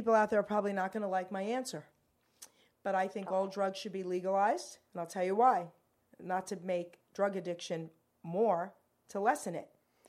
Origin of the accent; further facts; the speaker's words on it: Robbinsville, New Jersey, United States; I'm from Robbinsville.